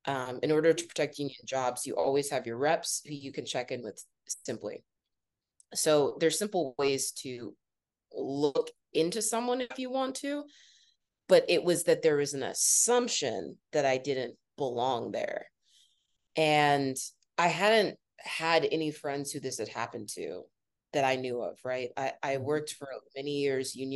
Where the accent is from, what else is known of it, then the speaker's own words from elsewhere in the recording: Northeast Ohio, United States; now in New York City, United States; I grew up in Northeast Ohio